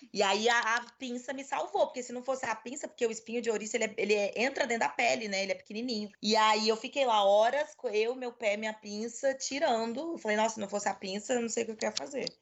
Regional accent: Brazil; eu sou estrangeira, eu não sou daqui, eu sou brasileira

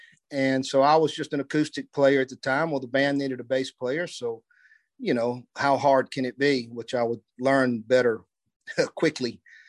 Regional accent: Gulfport, Mississippi, United States; also born or lived in New Orleans, Louisiana; now in Nashville, United States; I was born in New Orleans. I grew up in Gulfport, Mississippi.

